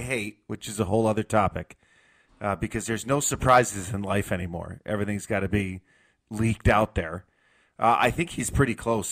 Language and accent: English; New York, United States; moved away; I grew up in New York in the '90s